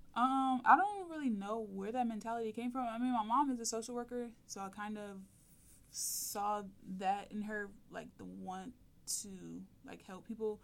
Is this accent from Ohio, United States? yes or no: yes; Toledo, Ohio, United States; I'm from Toledo, so I applied to UT